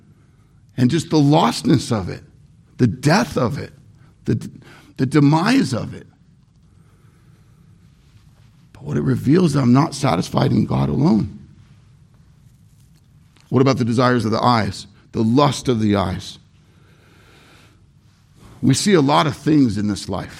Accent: Irvine, California, United States; I grew up in Irvine, very, very expensive, high-end city. Named the safest city in America many years.

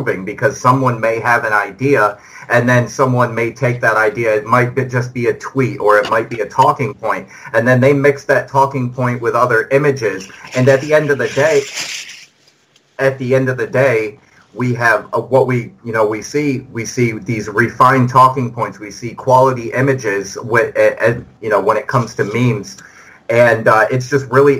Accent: New York, United States; as a New Yorker

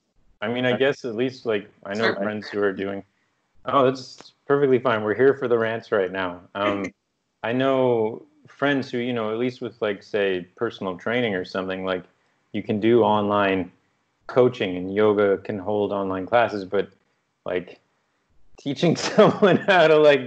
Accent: East Coast, United States; maybe part of it's because I grew up on the East Coast, so the Atlantic Ocean is not a welcoming...

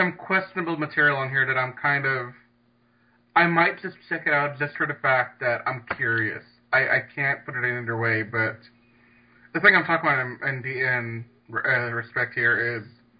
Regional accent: Louisiana, United States; I'm from Louisiana

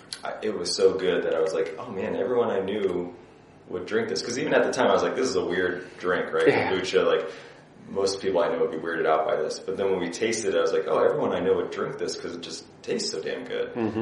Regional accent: Indiana, United States; I'm from the Midwest

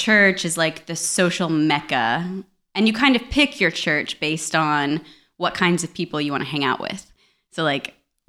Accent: Tahlequah, Oklahoma, United States; moved away as an adult; also born or lived in Florida; I'd born and raised in Oklahoma and I was in Florida.

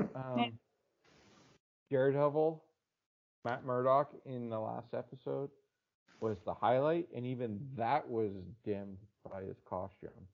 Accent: Canada; I'm Canadian

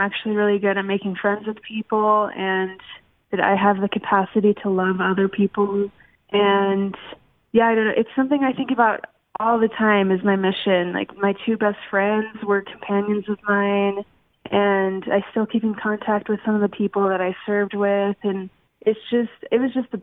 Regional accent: Orem, Utah, United States; I'm from Utah. Orem, Utah, and I was born into the church

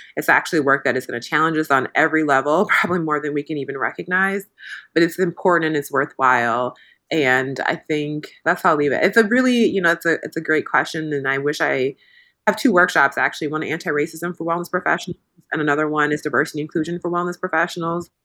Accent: Midwest, United States; I grew up in the Midwest in a very non-diverse area

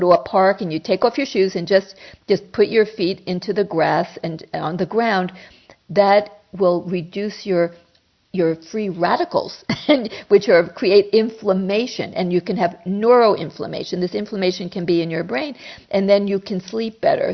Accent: New York, United States; moved away; I came from New York

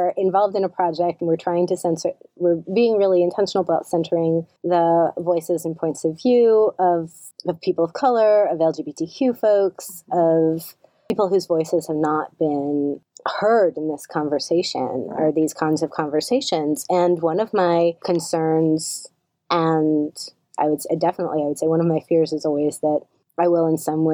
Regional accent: the South, United States; moved away; also born or lived in the Midwest; I am a white Southerner.

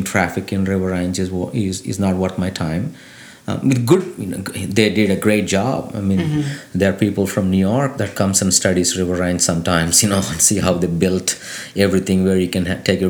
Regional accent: India; now in Lafayette, United States; I came from India

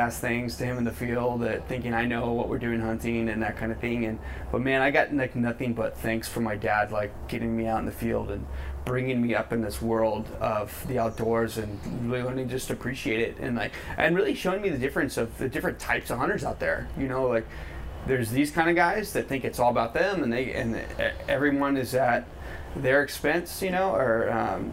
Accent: Brentwood, California, United States; I grew up in Brentwood

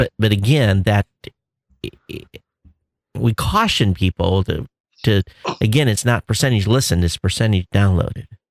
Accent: Quincy, United States; moved away; where I grew up in Quincy

